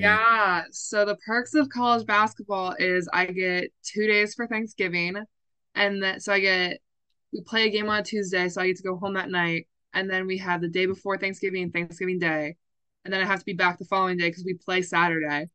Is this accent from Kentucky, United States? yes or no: no; Toledo, Ohio, United States; I'm from the Toledo, Ohio area